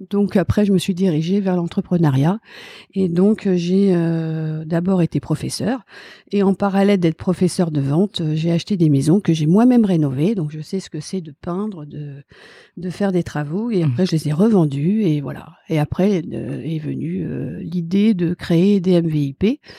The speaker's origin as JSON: {"language": "French", "town": "Ris-Orangis", "region": "Île-de-France", "country": "France", "tie": "born there", "said": "j'ai 53 ans, je suis née à Rissorangis, je viens d'une famille relativement euh, classique"}